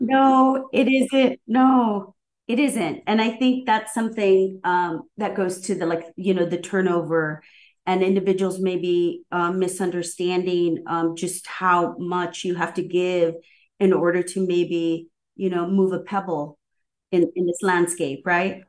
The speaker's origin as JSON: {"language": "English", "region": "Southern California", "country": "United States", "tie": "born or raised there", "also_born_or_lived": "New York", "moved": "yes", "lives_now": "Seattle, United States", "said": "I come from SoCal and grew up in a Chicano neighborhood"}